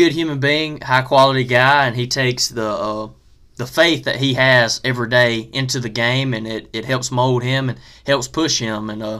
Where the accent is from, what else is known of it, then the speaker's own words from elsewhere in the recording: Foxworth, Mississippi, United States; my hometown of Foxworth, Mississippi